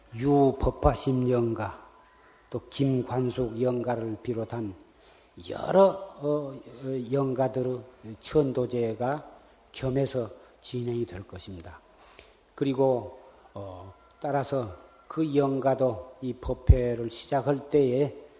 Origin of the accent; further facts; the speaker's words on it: South Korea